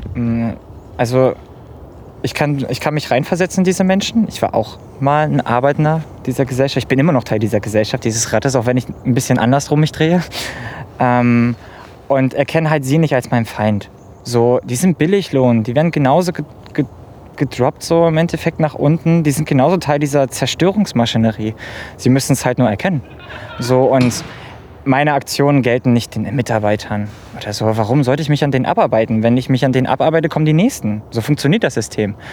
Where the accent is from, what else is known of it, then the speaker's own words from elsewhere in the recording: near Gorleben, Lower Saxony, Germany; moved away; Ich komme aus der Nähe von Gorleben